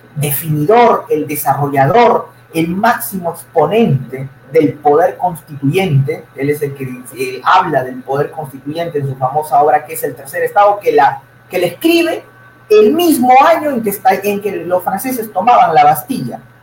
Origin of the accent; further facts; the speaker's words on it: Peru; nosotros, los peruanos